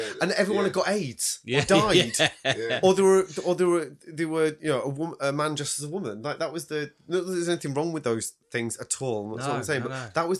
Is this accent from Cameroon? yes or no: no; Salford, North West England, United Kingdom; born there; That's why I don't talk like that when I come down here. When I was born in Salford, you know.